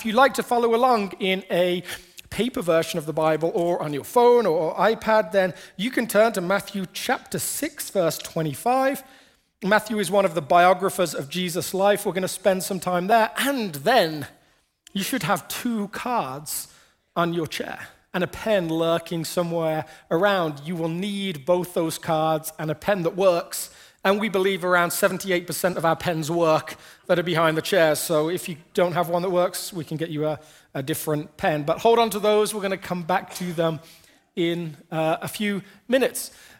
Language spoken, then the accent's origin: English; England, United Kingdom; When I was growing up in England, there was a lottery